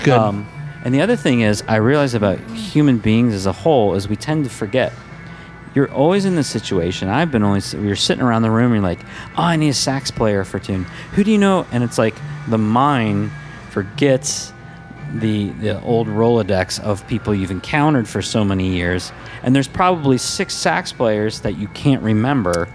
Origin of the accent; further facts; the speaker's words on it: Midwest, United States; also born or lived in Los Angeles, California; now in Minnesota, United States; I'm from the Midwest. I work hard